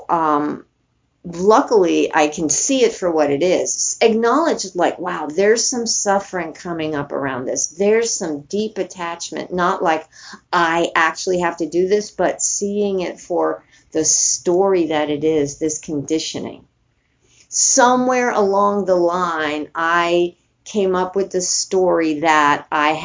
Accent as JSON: {"language": "English", "town": "New York City", "region": "New York", "country": "United States", "tie": "born or raised there", "also_born_or_lived": "San Francisco", "moved": "yes", "said": "I grew up in New York City"}